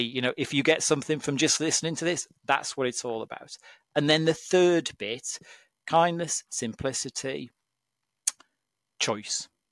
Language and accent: English; Cumbria, North West England, United Kingdom; I come from Cumbria. Um, my dad's a farmer in Cumbria, and I grew up